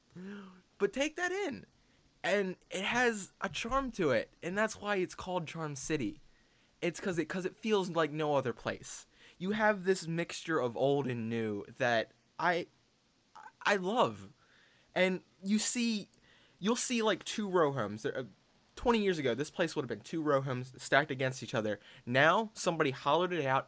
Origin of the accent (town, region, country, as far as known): Baltimore, Maryland, United States